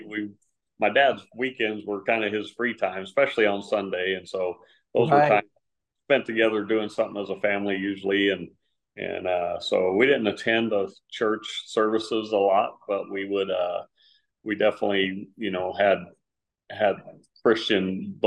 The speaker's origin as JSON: {"language": "English", "town": "San Antonio", "region": "Texas", "country": "United States", "tie": "born or raised there", "said": "It's kind of typical middle-class family life, you know, growing up in San Antonio"}